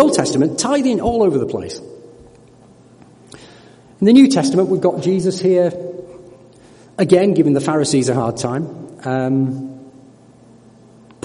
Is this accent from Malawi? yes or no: no; United Kingdom